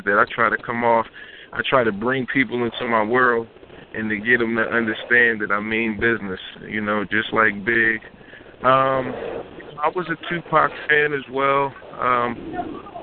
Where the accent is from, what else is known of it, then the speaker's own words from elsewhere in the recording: Philadelphia, Pennsylvania, United States; I'm from Philadelphia, from Logan, the Logan section of Philadelphia, you know, born and raised